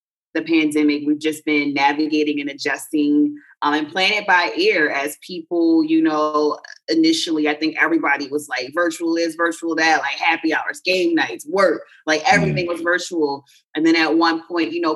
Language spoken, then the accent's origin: English; Baltimore, Maryland, United States; I'm from Baltimore